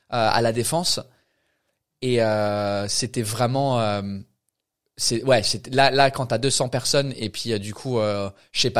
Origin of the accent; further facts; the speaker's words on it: England, United Kingdom; accent: English; pour un anglais c'est bizarre parce que notre accent il n'est pas vraiment cute pour nous mais aux États-Unis, tu vas là-bas, tu ouvres ta bouche en tant qu'anglais, c'est fini.